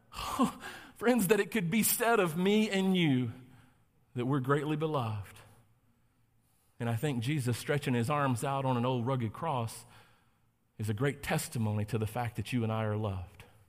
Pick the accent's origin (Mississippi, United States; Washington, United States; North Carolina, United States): North Carolina, United States; now in Novi, United States; I'm originally from North Carolina. I know you didn't detect that I have an accent because I don't